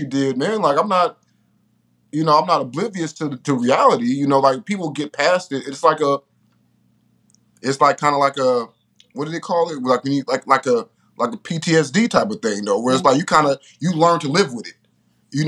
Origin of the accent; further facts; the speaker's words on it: Richmond, California, United States; I'm from Richmond